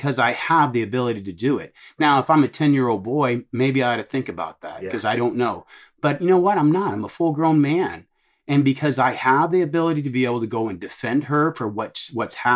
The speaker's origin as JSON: {"language": "English", "region": "Texas", "country": "United States", "said": "I'm from Texas"}